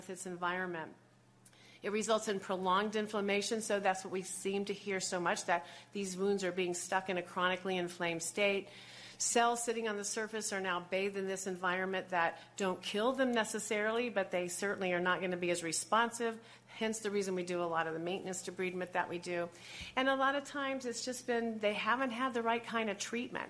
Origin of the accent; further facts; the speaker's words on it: Buffalo, New York, United States; I hail from Buffalo, New York.